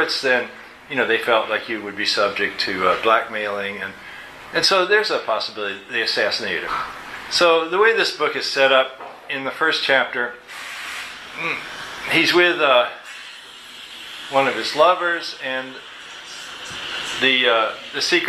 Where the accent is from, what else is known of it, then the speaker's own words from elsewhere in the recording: Kentucky, United States; I'm from Kentucky too